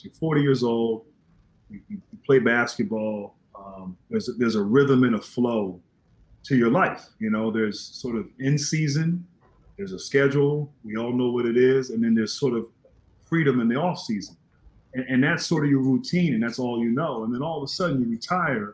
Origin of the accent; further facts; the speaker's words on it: Northern Virginia, United States; I grew up in Northern Virginia